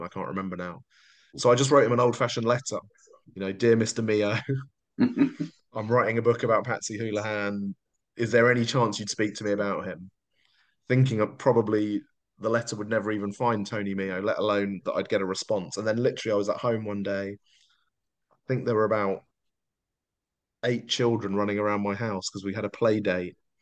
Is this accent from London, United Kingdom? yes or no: yes; London, United Kingdom; moved away as an adult; I grew up in South London